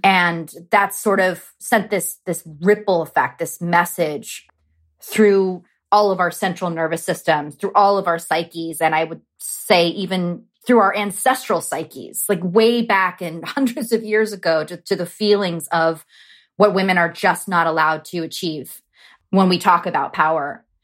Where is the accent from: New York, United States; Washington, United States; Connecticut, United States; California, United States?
California, United States; Los Angeles; growing up in Los Angeles and Southern California